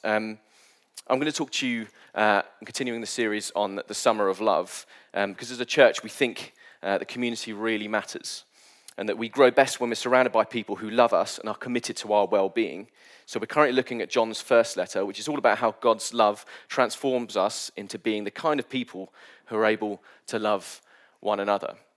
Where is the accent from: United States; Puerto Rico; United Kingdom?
United Kingdom; I'm British